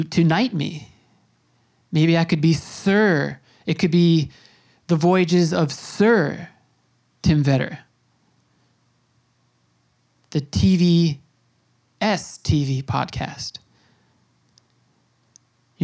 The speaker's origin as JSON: {"language": "English", "area": "Long Island", "region": "New York", "country": "United States", "tie": "born or raised there", "said": "I grew up on Long Island. I've spent my adult life in New York City"}